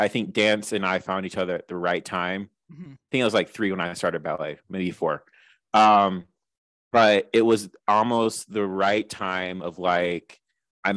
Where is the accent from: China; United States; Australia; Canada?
United States; Michigan; we both grew up in the state of Michigan